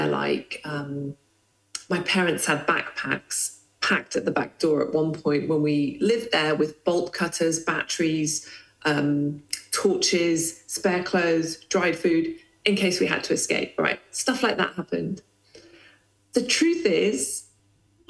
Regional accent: Lesotho; moved away; I grew up in the Kingdom of Lesotho in Southern Africa

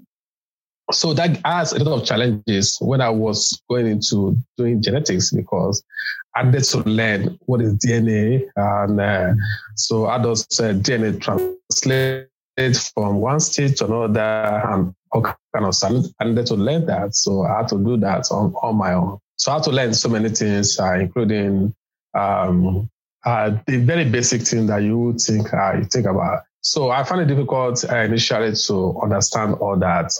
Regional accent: Lagos, Nigeria; I was born in Lagos in Nigeria

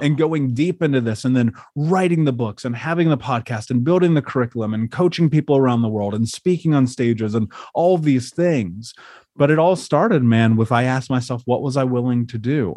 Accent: Indianapolis, Indiana, United States; I grew up in Indiana. I grew up in Indianapolis, in a major city.

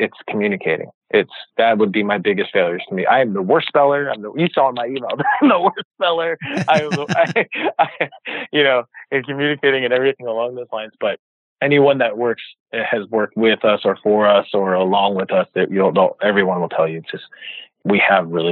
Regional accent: New York City, New York, United States; moved away as an adult; also born or lived in Jersey City, New Jersey / South Jersey; now in California, United States; I'm from New York City, so New York City, Jersey City. I worked in New York and lived in South Jersey

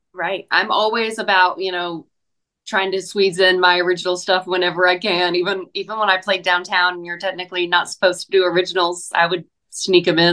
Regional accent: Hickory, North Carolina, United States; now in Nashville, United States; I did a couple festivals in my hometown this past year. Did my um, Hickory Oktoberfest on the main stage

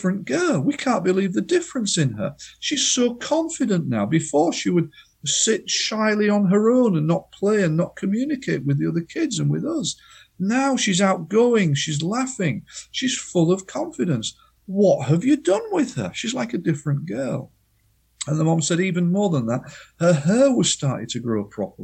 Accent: United Kingdom; as the Brits in the 50s and 60s, because we know best as British people

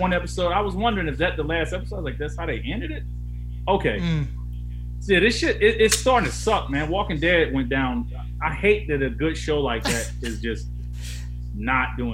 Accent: Atlanta, Georgia, United States; I'm from Atlanta

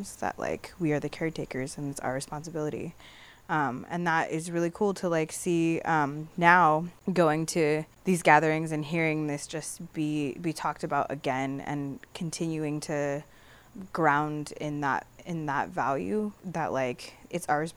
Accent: San Pedro, California, United States; I grew up in San Pedro

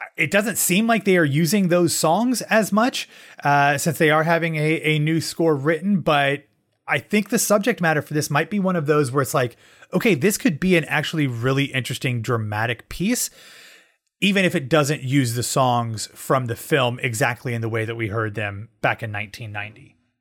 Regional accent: Columbus, Ohio, United States; moved away; my hometown

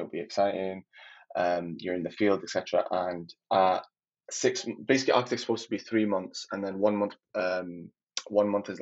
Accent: Manchester, North West England, United Kingdom; also born or lived in Libya; I am from Manchester, but originally from Libya.

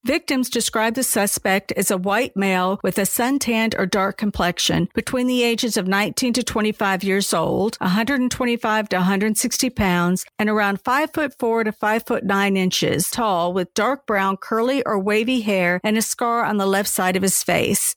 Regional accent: Charleston, South Carolina, United States; moved away; I still tell everyone I'm from Charleston, even though I haven't lived there for longer than I did at this point.

